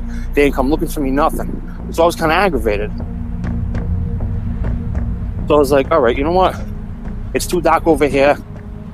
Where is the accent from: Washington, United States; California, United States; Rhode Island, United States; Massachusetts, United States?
Rhode Island, United States; I was born and raised in Rhode Island